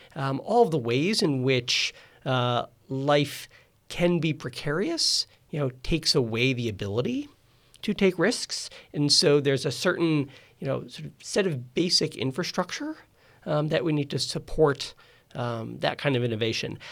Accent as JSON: {"language": "English", "town": "Rochester", "region": "New York", "country": "United States", "tie": "born or raised there", "said": "I grew up in Rochester, New York"}